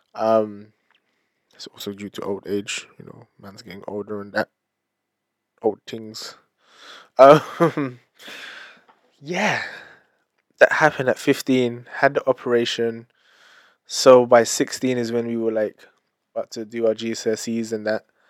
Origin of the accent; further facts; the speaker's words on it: London, United Kingdom; I am British Filipino, born and raised in London.